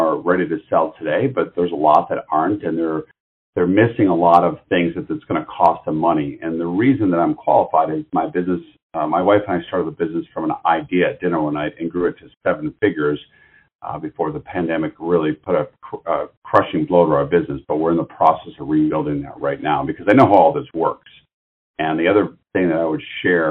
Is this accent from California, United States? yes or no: no; Detroit, Michigan, United States; I'm from the Detroit area originally